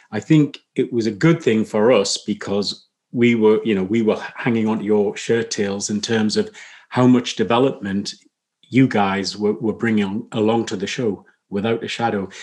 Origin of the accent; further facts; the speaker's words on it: Newcastle upon Tyne, North East England, United Kingdom; I was born up in Newcastle, which um, is predominantly a, a mining town.